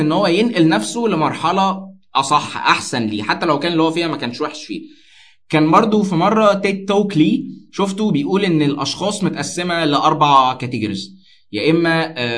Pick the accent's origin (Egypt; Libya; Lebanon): Egypt; Alexandria, Alexandria Governorate; كانت شغاله في شركه من شركات البترول المشهوره قوي عندنا في اسكندريه